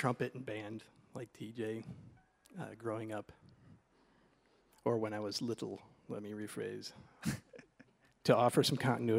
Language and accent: English; Hillsdale County, Michigan, United States; Yeah, I grew up just in Hillsdale County.